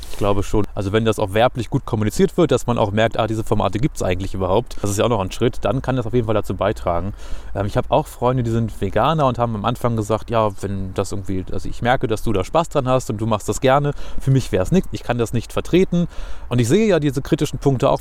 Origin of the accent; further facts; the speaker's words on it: Hanover, Lower Saxony, Germany; ich bin in Hannover geboren, habe nie woanders gewohnt